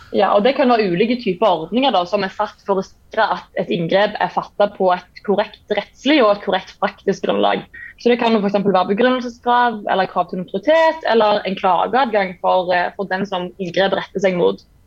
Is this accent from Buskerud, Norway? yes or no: no; Jæren, Rogaland, Norway; also born or lived in Kristiansand / Bergen; now in Stavanger, Norway; jeg kommer fra Jæren